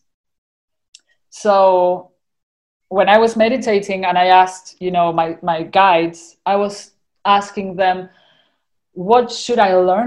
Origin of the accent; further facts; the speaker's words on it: Argentina; accent: Argentinian; my Argentinian accent